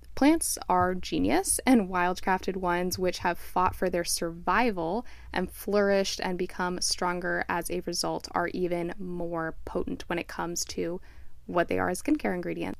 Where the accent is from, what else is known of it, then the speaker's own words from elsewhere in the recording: South Florida, United States; moved away; also born or lived in Flagstaff, Arizona; growing up in South Florida